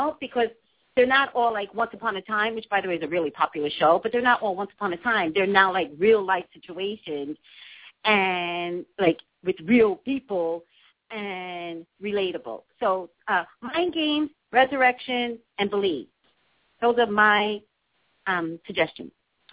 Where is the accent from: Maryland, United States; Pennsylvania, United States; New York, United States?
New York, United States; New York City; also born or lived in Staten Island; I call Staten Island my home, but I was actually raised in the Bronx.